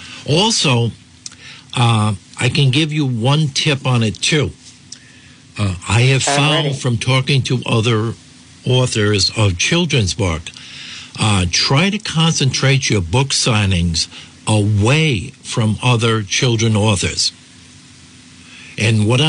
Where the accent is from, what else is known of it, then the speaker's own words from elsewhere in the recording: Burrillville, Rhode Island, United States; growing up in Boroughville in the northern part of the state